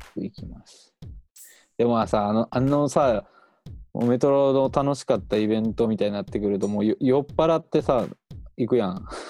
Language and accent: Japanese; Wakayama, Japan; now in Kyoto, Japan; 俺地元が和歌山で